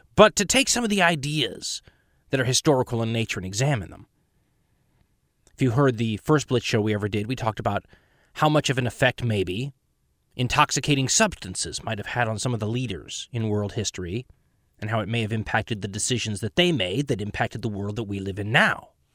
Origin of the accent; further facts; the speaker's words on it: United States; I'm an American.